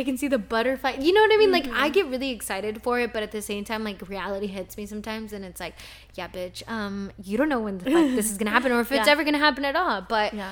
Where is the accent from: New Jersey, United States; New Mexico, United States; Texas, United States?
Texas, United States; also born or lived in Mexico; my brother was born in a hospital in the hometown that I grew up in Texas